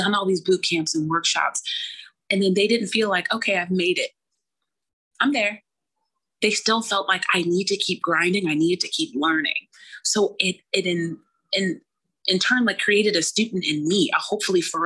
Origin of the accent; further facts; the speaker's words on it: Oakland, California, United States; also born or lived in Brooklyn, New York; now in New York City, United States; I grew up in Oakland, California, a hop, skip, and a jump away from Silicon Valley